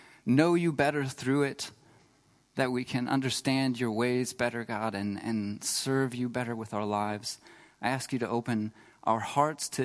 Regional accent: Texas, United States; moved away as an adult; now in Freiburg, Germany; I was really blessed to grow up in Texas, but I live here now, and I'm really blessed to be in Germany and to call Freiburg my home

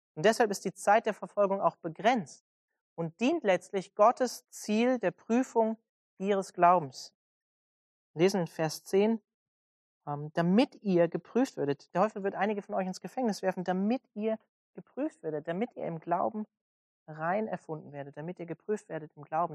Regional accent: Germany; als Deutsche

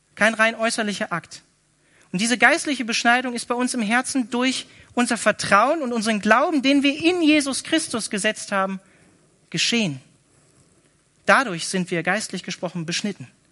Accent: Northern Germany, Germany; moved away; ich komme eigentlich aus Norddeutschland

